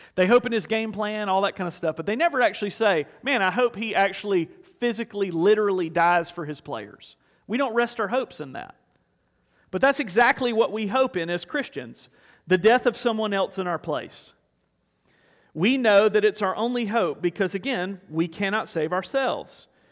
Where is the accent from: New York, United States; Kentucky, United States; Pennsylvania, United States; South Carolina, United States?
South Carolina, United States; I grew up in South Carolina, I get it honest